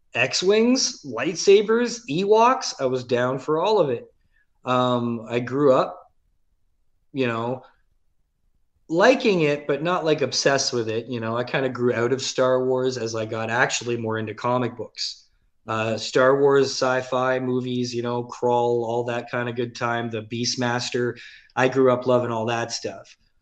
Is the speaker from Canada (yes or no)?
yes; Mississauga, Ontario, Canada; also born or lived in St. Catharines, Ontario; when I was nine years old, we moved to Mississauga from St. Catharines. I, I was born and grew up in St. Catharines till we were nine. Then moved to Mississauga